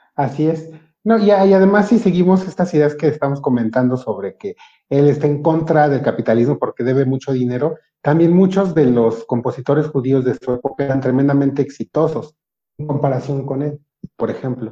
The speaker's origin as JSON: {"language": "Spanish", "country": "Mexico", "said": "Yo soy, yo soy moreno y soy mexicano"}